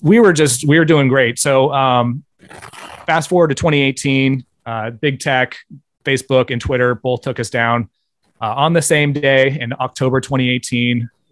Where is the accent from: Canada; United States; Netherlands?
United States; Bay Area, California; I grew up in the Bay Area